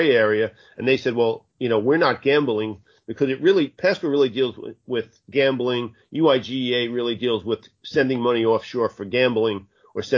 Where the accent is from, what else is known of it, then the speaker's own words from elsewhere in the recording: Bayonne, New Jersey, United States; I'm a guy from Bayonne